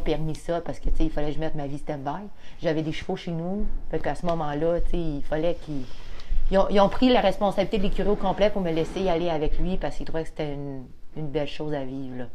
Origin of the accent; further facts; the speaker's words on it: Roberval, Quebec, Canada; moved away as an adult; now in Donnacona, Canada; Moi, je viens de Robertval. OK. Dans le fond, j'étais là comme 25 ans de ma vie